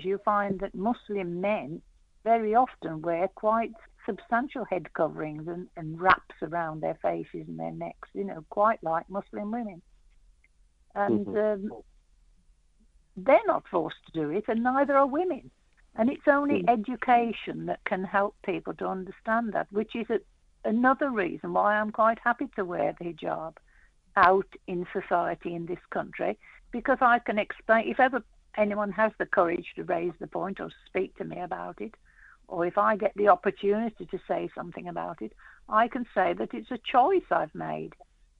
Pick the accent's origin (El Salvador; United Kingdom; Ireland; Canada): United Kingdom; England; I'm English born